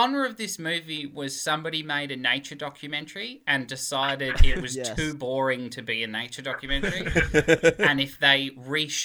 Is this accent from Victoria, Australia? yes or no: no; Canberra, Australian Capital Territory, Australia; I grew up in MacArthur